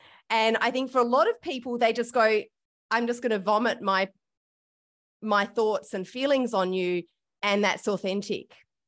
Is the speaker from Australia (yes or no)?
yes; Australia; I have had the privilege of being white, being an Australian, and being born in Australia.